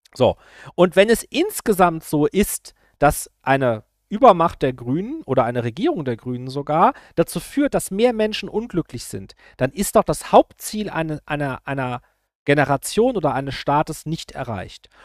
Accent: Rhineland-Palatinate, Germany; ich bin aus Rheinland-Pfalz

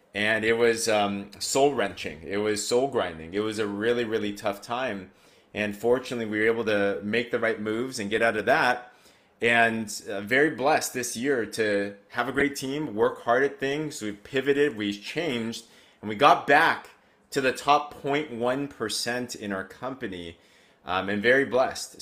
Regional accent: United States; I grew up in America. Growing up in America, and I'm Asian

